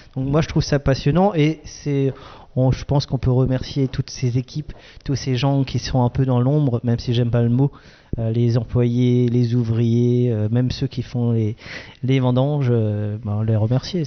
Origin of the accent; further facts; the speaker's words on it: Alsace, Grand Est, France; comme je suis un Alsacien